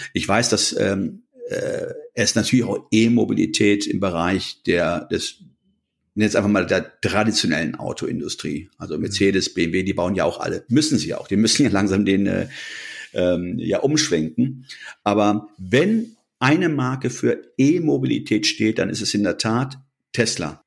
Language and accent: German; Germany; wir als Deutsche